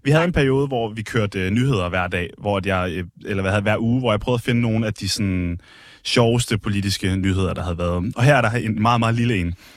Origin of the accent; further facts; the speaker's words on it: Skive, Central Denmark Region, Denmark; now in Copenhagen, Denmark; jeg er fra Skive og boet der mange år